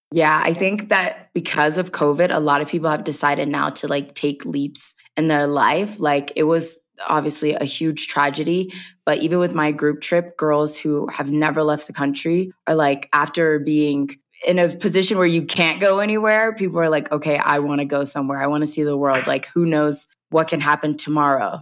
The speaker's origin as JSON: {"language": "English", "town": "Covington", "region": "Georgia", "country": "United States", "moved": "as an adult", "said": "I'm from Covington, Georgia. I'm a country girl. It's a real small town"}